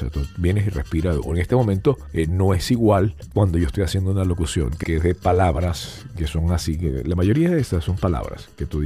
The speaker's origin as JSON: {"language": "Spanish", "country": "United States", "said": "yo, siendo americano, no me pongo la vacuna china"}